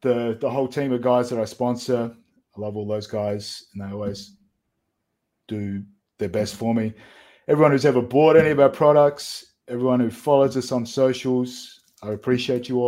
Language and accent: English; Adelaide, South Australia, Australia; We got just over 1 million people here.